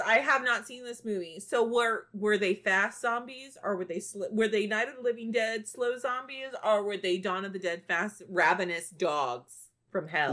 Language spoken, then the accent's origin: English; Bishop, Texas, United States; the west side of my hometown of Bishop